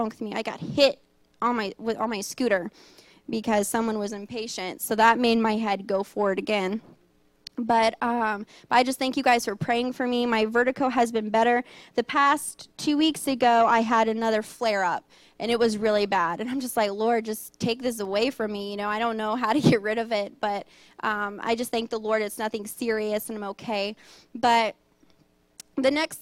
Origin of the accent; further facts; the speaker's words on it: Cajun, Louisiana, United States; also born or lived in Thailand; I'm Cajun.